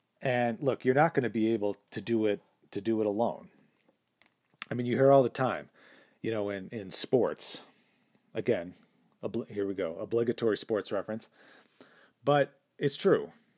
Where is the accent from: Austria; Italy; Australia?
Austria; now in United States; It is true that I grew up in Austria without plumbing. It is true that I moved to America alone with just a gym bag.